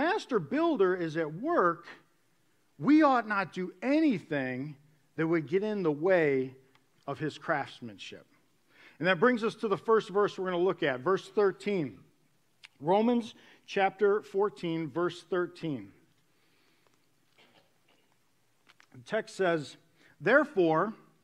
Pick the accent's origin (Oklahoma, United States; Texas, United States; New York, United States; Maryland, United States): New York, United States; moved away; I was born and raised in New York.